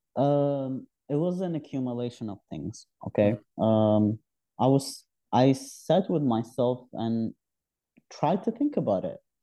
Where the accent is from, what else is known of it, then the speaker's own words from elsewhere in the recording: southeast Algeria, Algeria; moved away as an adult; also born or lived in Algiers, Algeria; now in Canada; my background is my from south of Algeria, the southern east, and it's where I lived when I was a kid. Uh, I was born in Algiers, the capital, but we moved back to our hometown